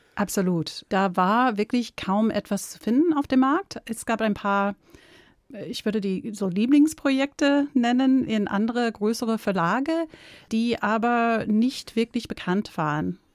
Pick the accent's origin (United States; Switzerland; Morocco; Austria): United States; German is a second language; moved away as an adult; now in Munich, Germany; Ich bin keine deutsche Muttersprachlerin. Ich komme aus Amerika, bin mit einem Deutschen verheiratet